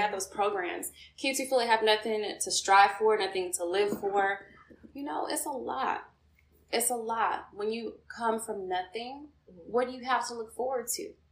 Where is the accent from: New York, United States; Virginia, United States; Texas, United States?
Texas, United States; Houston; now in Atlanta, United States; I'm originally from Houston, Texas, but I do currently reside in ATL, Georgia